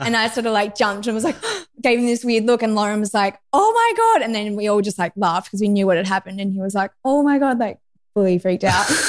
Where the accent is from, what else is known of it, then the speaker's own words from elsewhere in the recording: Lennox Head, New South Wales, Australia; I grew up in Lennox Head, which is northern New South Wales, very close to Byron Bay